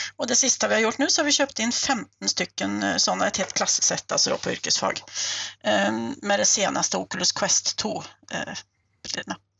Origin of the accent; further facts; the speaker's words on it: Sweden; moved away as an adult; now in Norway; Jag är ju svensk och numera också norsk eh, statsborgare. Jag har bott i Norge i 23 år